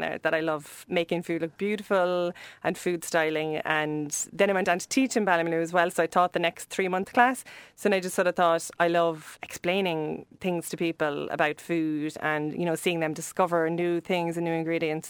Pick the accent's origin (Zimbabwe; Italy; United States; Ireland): Ireland; Cobh, Munster; we grew up in Cove, which is really near here